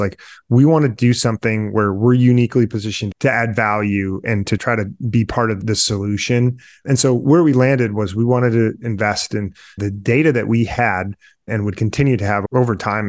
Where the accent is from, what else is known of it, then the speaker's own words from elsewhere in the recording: Midwest, United States; now in Detroit, United States; I'm a Midwesterner based in Detroit